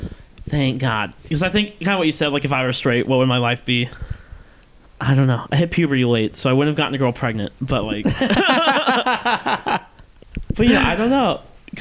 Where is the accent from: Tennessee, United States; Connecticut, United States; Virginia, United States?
Virginia, United States; Norfolk; now in Los Angeles, United States; I went to high school in Norfolk